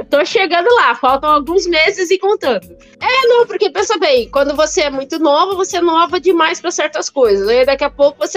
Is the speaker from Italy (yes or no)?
yes; Italy; born there; Portuguese is a second language; Ué, eu nasci na Itália, falo francês, inglês e, e mal, mais ou menos o português, ainda é pra escolher.